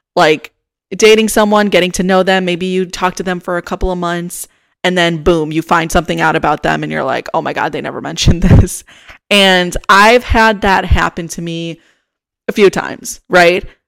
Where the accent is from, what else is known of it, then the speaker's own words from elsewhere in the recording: Chicago, Illinois, United States; moved away as an adult; now in Austin, United States; I'm originally from Chicago